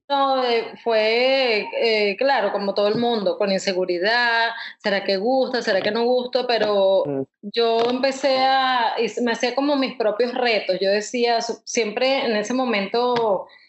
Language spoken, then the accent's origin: Spanish; Caracas, Capital District, Venezuela; now in United States; caraqueña ilustradora, me gradué en, en el Instituto de Diseño de Caracas